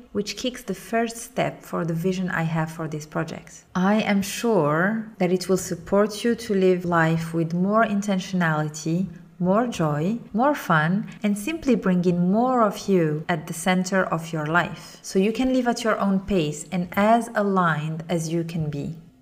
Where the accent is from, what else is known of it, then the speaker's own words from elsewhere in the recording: Morocco; moved away; reconnecting with my home country, Morocco